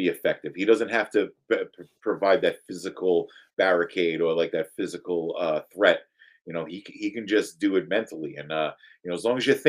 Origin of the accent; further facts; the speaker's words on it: United States; an American